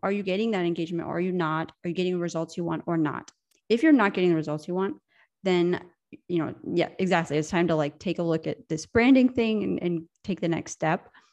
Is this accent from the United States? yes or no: yes; United States; moved away as an adult; now in Europe; I'm American, I'm from America, but I live in Europe, and I moved here ten years ago